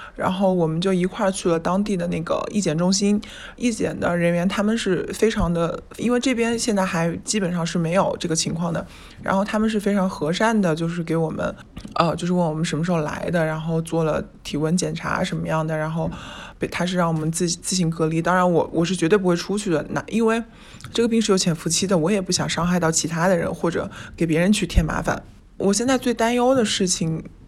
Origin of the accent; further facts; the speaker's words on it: Wuhan, Hubei, China; moved away; 我是一个武汉人